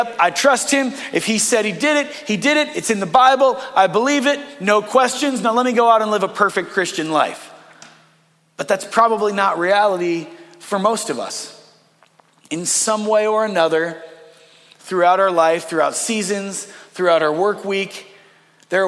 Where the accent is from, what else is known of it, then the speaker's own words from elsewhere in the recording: Northeast Ohio, United States; I was born in Northeast Ohio.